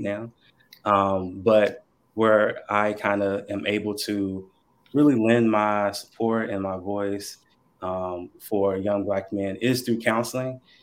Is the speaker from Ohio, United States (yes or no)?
no; Burlington, North Carolina, United States; also born or lived in Goldsboro; I am originally from North Carolina still here, born and raised, been here my whole life. Um, born in a little town called Burlington.